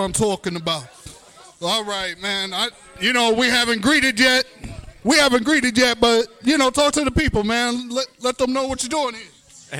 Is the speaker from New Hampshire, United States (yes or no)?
no; New York, United States; my fellow New Yorkers